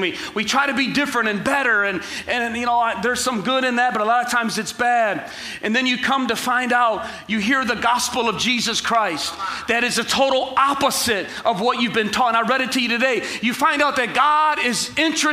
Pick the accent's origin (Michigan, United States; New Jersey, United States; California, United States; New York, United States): Michigan, United States; Ecorse; I grew up in Ecorse and in the inner city